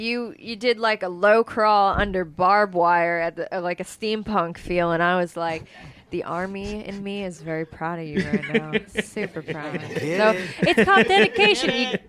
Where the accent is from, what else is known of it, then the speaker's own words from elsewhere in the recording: Derry, New Hampshire, United States; moved away as an adult; also born or lived in Boston / Los Angeles; now in San Diego, United States; So I'm originally from New England, a small town called Derry, New Hampshire. I moved out here about 2 years ago. I literally packed my car and drove cross country just like anyone else trying to move to LA.